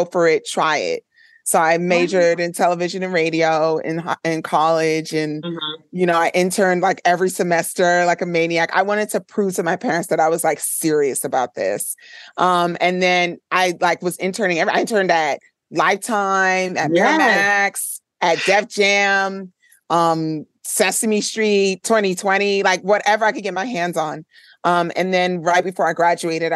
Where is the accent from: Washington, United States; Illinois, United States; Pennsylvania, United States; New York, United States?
New York, United States; New York City; they raised me in the Flatbush area of Brooklyn.